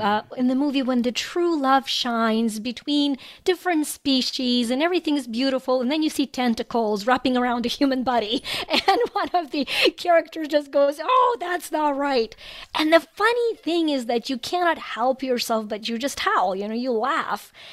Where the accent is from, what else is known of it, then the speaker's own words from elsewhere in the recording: Ukraine; moved away as an adult; now in United States; I was born in Ukraine. I immigrated to the U S about a quarter century ago